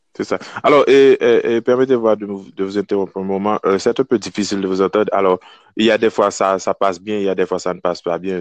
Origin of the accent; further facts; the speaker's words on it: Kenscoff, Ouest, Haiti; moved away as an adult; now in Wisconsin, United States; je suis né, je grandis en Haïti jusqu'à l'âge de 19 ans